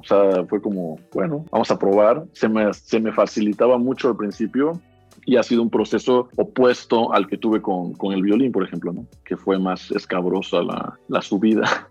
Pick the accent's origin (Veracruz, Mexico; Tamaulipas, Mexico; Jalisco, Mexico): Veracruz, Mexico; Xalapa; nací aquí en Jalapa